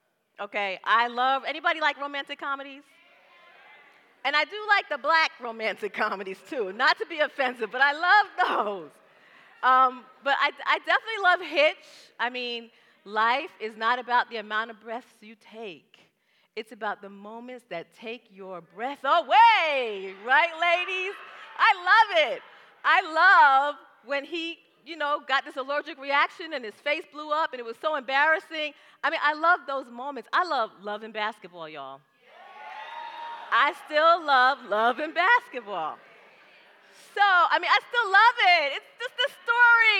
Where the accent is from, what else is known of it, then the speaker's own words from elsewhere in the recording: New York City, New York, United States; now in Atlanta, United States; I'm from the Bronx, y'all. So I grew up in an adventure. Living in the Bronx is an adventure